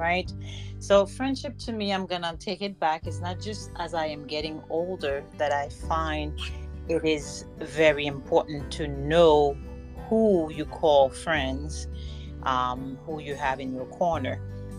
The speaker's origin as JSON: {"language": "English", "region": "Florida", "country": "United States", "tie": "born or raised there", "said": "We have another episode, and I am recording from my hometown, Florida."}